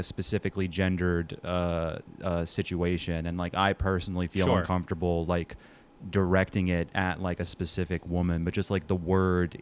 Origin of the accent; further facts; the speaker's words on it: United States; Alana and I grew up in Long Island and New Jersey